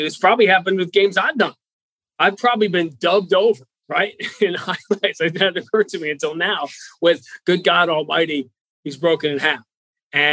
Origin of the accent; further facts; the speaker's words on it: Northeast, United States; I grew up in the Northeast